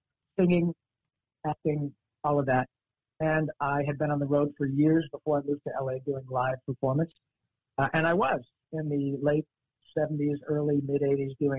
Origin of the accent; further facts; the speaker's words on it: Michigan, United States; moved away as an adult; also born or lived in Los Angeles; I grew up in Michigan